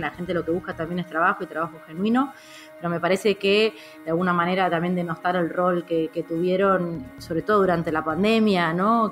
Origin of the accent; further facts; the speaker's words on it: Mar del Plata, Buenos Aires Province, Argentina; moved away as an adult; also born or lived in Madrid, Spain / Boston, United States / Cambridge, United States; now in Buenos Aires, Argentina; cuando era chica vivía en Mar del Plata en ese momento, no tenía 12 años, 13 años